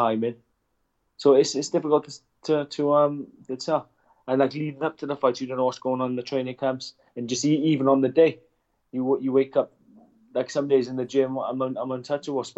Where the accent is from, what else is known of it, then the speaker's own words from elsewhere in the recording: Wales, United Kingdom; especially as Welsh fighters.